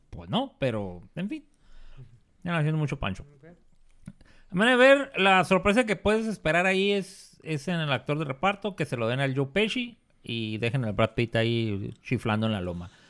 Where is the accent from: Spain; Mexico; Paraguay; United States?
Mexico; Entonces yo soy mexicano.